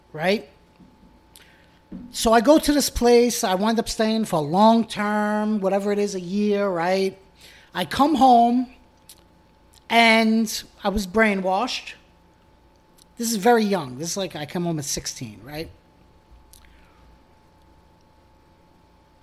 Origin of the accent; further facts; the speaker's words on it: New York City, New York, United States; I grew up in Bensonhurst